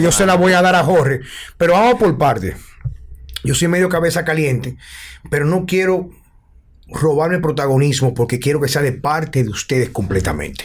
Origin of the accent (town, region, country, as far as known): Dominican Republic